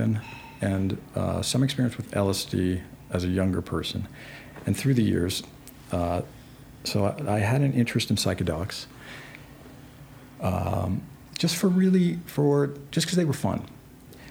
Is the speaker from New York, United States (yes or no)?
yes; New York, United States; I'm from New York.